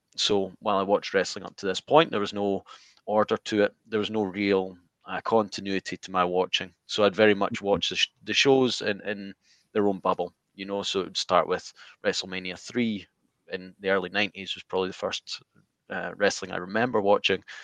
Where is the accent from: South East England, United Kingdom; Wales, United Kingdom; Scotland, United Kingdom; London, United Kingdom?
Scotland, United Kingdom; I'm from Scotland